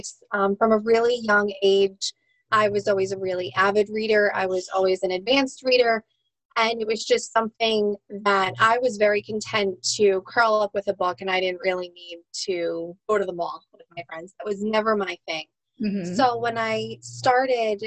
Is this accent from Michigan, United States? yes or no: no; New York, United States; I'm from New York.